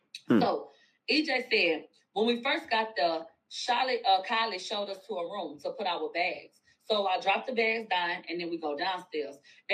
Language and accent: English; Houston, Texas, United States; I'm from Houston, Moniz.